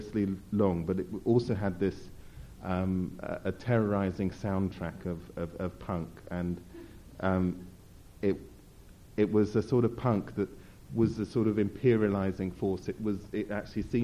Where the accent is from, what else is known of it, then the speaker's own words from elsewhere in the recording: United Kingdom; as a British person